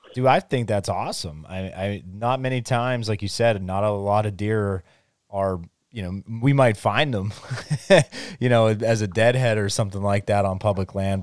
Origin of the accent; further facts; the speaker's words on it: Hazleton, Pennsylvania, United States; I grew up just outside of Hazleton, so my whole life, and that's where I grew up hunting